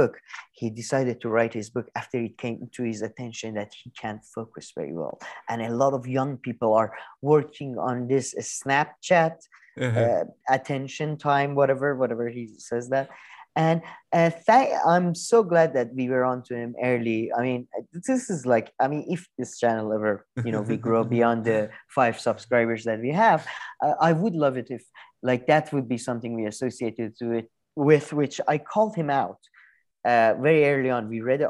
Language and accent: English; New York, United States; I'm from New York.